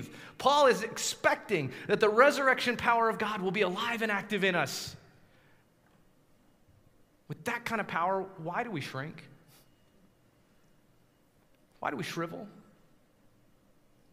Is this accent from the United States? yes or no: yes; Colorado, United States; moved away; 8-foot snowstorms growing up in Colorado